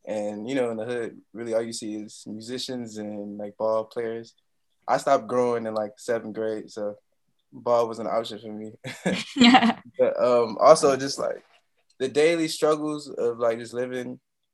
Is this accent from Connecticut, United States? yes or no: no; Peoria, Illinois, United States; also born or lived in Chicago, Illinois; now in New York, United States; I left Chicago when I was like 6, so most of my like Illinois experience is Peoria, Illinois